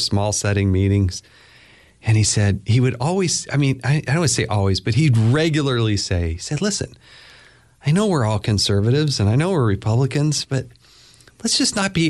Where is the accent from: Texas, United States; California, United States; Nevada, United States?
California, United States; born there; I was probably more of either a 49ers or a Raiders guy because I was born up in Northern California.